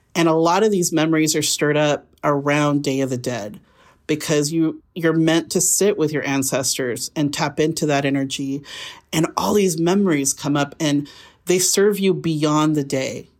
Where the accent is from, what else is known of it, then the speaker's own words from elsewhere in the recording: Burley, Idaho, United States; also born or lived in Boise, Idaho; I grew up in Burley, Idaho